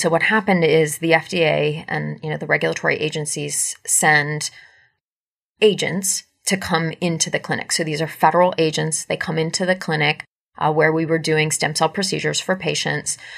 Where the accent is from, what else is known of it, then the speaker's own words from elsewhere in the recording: United States; I am an American